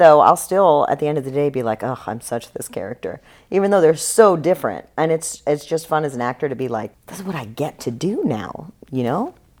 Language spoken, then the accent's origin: English; Texas, United States; I'm an actor. And I'm from Texas.